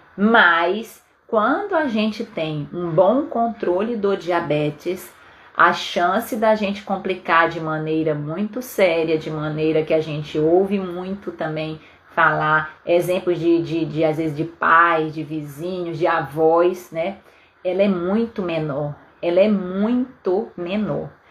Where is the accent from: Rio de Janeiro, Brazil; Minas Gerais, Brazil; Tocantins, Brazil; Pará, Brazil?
Pará, Brazil; Belém; moved away as an adult; now in Vitória, Brazil; lá em Belém do Pará, na minha terra